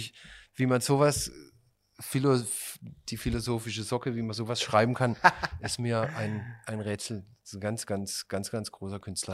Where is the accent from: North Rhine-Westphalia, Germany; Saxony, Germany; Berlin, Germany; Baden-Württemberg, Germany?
Baden-Württemberg, Germany; Pforzheim; bei uns in Pforzheim auf einem Schulfest